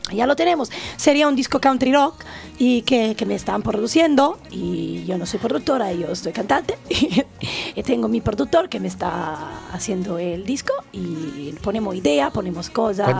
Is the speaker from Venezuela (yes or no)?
no; Italy; Spanish is a second language; moved away as an adult; now in Benidorm, Spain; soy italiana nativa